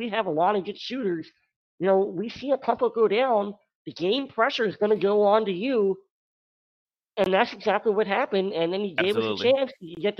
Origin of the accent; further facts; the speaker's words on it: Maryland, United States; And I grew up in Maryland